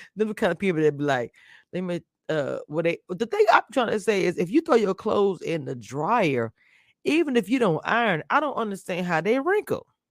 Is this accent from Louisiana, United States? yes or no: yes; Louisiana, United States; also born or lived in the South; I'm from Louisiana